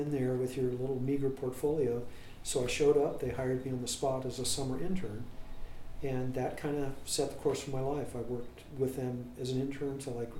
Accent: Columbus, Ohio, United States; I grew up in the North University area

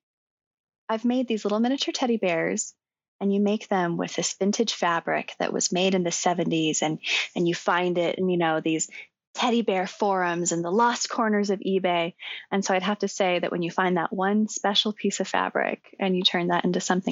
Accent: La Verne, California, United States; I'm super local. I'm from Laverne

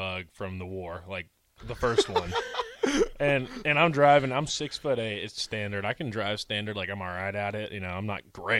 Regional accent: Texas, United States; I'm from Texas, so like I speak barely, like for Texas I speak no Spanish.

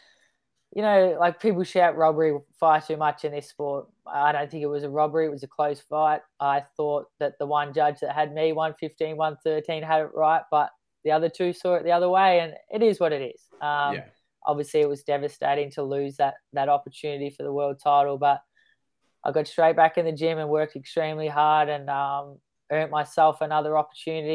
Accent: Melbourne, Victoria, Australia; now in northern New South Wales, Australia; I'm born and bred in Melbourne

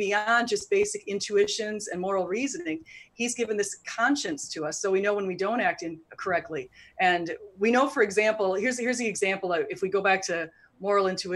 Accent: United States; we're both from the United States

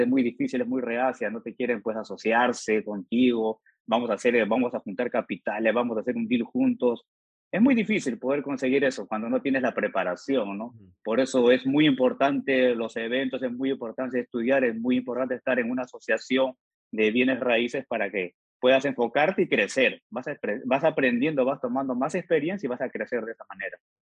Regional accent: Peru; now in Georgia, United States; soy originario de Perú

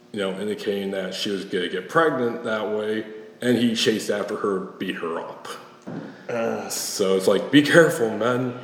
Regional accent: Alpena, Michigan, United States; moved away as an adult; now in Kalamazoo, United States; I'm back in my hometown of Alpena visiting my folks this weekend

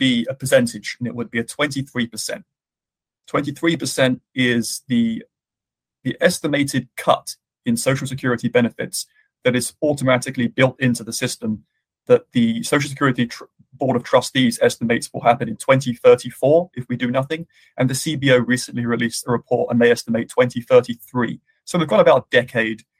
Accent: United Kingdom; now in United States; back in my home country of the UK

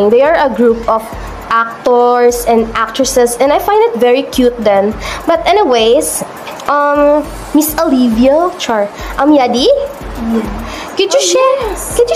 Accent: Philippines; as a Filipino teacher empowering education through the Filipino language.

